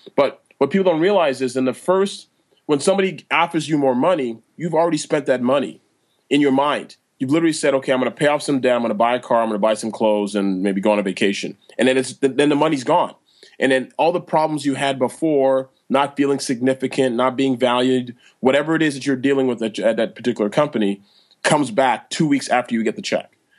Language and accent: English; Toronto, Ontario, Canada; I'm born and raised in Toronto, Canada